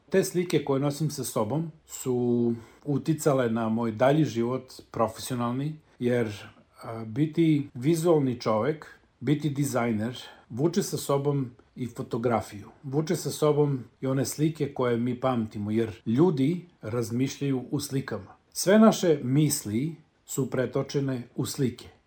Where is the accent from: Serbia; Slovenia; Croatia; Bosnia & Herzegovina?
Serbia; Aleksinac; moved away as an adult; also born or lived in New Zealand / Niš; ja sam rođen u Aleksincu. Odrastao sam na Lesinačkom rudniku u velikoj porodici dedom Jovanom i nanom Milicom, mog deda su zvali Jole Crnogorac. Crnogorska familija koja je došla u Aleksinac